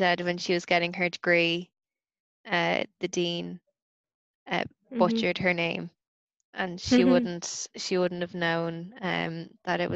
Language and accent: English; Ireland; I'm Irish